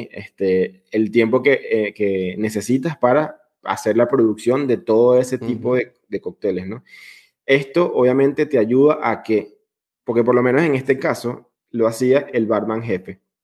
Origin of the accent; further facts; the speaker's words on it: Venezuela; now in Italy; yo soy venezolano